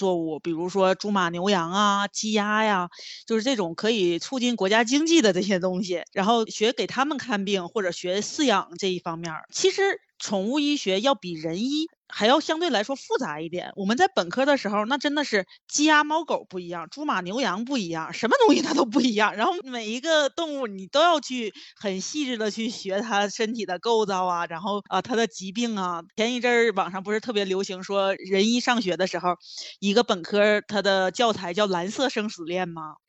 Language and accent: Chinese; Northeast China, China; 用我们东北话叫膈应人，一看就特别膈应人。我们东北不有一句老话叫“癞蛤蟆露脚面，不咬人膈应人”吗？